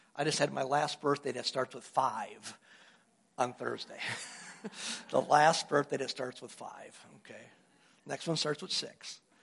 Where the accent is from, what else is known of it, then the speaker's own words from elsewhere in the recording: Wisconsin, United States; moved away as an adult; also born or lived in Louisiana; I'm from Wisconsin